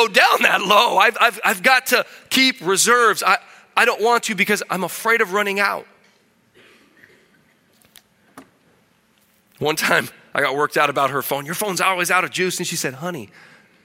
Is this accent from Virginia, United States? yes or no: no; Illinois, United States; moved away as an adult; also born or lived in Keokuk, Iowa; now in Peru; I was born in Keokuk, Iowa, so I guess I'm an Iowan. I'm not sure if Iowan is the right word. That was because I lived across the river in Illinois, but there was no hospital, so they brought me over there to be born in Iowa, plant my flag, right? Immigrant baby, right? I came back to eat some Iowa beef and claim my heritage, but grew up in a farming family in Illinois